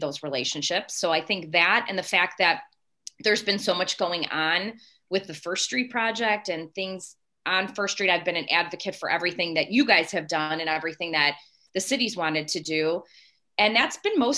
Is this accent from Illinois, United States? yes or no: yes; the South suburbs, Illinois, United States; moved away as an adult; now in St. Charles, United States; I grew up in the South suburbs, and that's where my entire family's from